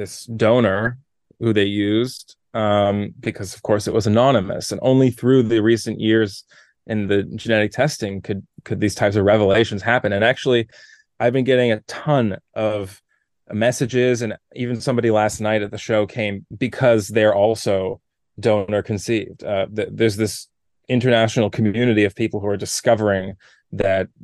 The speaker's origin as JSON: {"language": "English", "town": "Toronto", "region": "Ontario", "country": "Canada", "tie": "born or raised there", "also_born_or_lived": "New York / Los Angeles", "moved": "as an adult", "said": "I grew up in Toronto"}